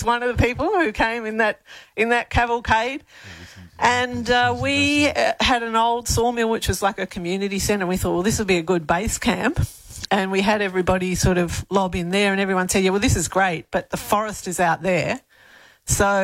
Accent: Melbourne, Victoria, Australia; moved away as an adult; now in Elands, Australia; I grew up in Victoria and Melbourne

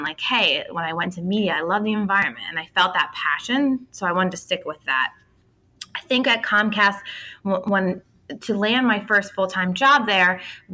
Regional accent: outside of Philadelphia, Pennsylvania, United States; I grew up outside of Philly

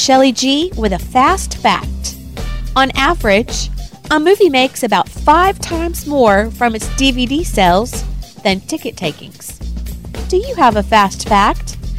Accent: Little Rock, Arkansas, United States; we're from Little Rock.

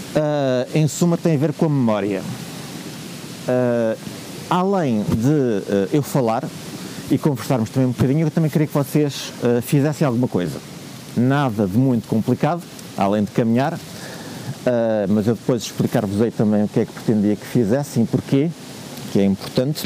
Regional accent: Porto, Norte, Portugal; venho do Porto

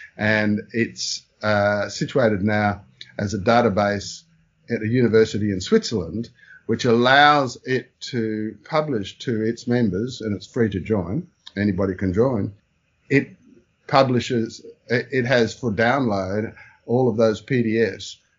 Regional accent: Brisbane, Queensland, Australia; also born or lived in Melbourne / Singapore; after being born in Melbourne, my parents moved to Brisbane after a short stint in Singapore

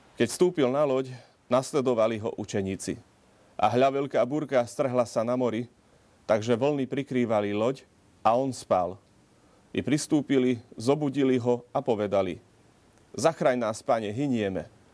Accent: Malé Trakany, Košice Region, Slovakia; u nás v Malých Trakanoch pri rieke Tise

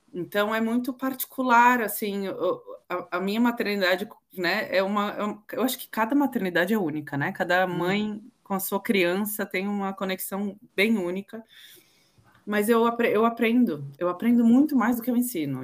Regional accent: Santos, São Paulo, Brazil; moved away as an adult; now in London, United Kingdom; Eu nasci em Santos, litoral de São Paulo. Moro em Londres há quase 14 anos

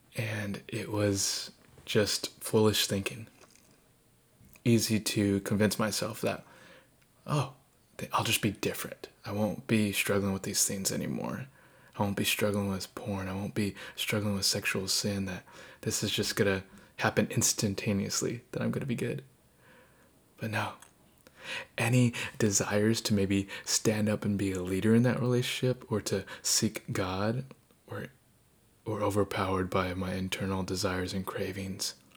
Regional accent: Southern California, United States; moved away as an adult; also born or lived in eastern Washington State; I grew up in Southern California and I got to go to college uh, on the eastern side of Washington State.

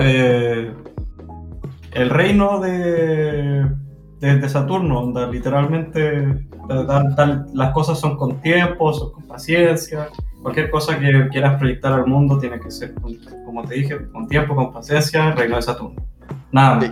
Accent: Chile; born or raised there; moved away

